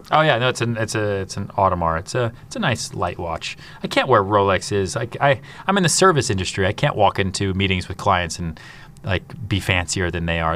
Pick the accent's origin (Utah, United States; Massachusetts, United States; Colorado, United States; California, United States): Massachusetts, United States; outside Boston; moved away as an adult; also born or lived in Houston, Texas / upstate New York; now in New York City, United States; I grew up outside Boston